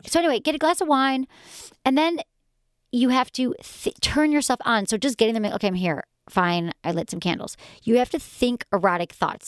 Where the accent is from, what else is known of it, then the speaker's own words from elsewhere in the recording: Michigan, United States; growing up in Michigan